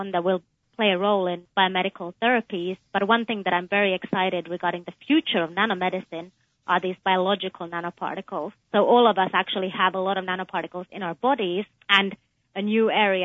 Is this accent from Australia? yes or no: no; Finland; moved away as an adult; also born or lived in United Kingdom / Texas; now in United States; I was born in Finland, but I also spent some of my childhood in the UK